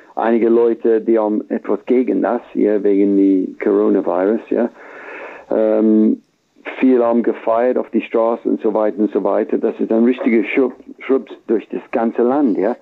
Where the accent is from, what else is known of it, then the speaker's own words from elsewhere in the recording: England, United Kingdom; German is a second language; wir haben ein, ein gutes Gefühl momentan in England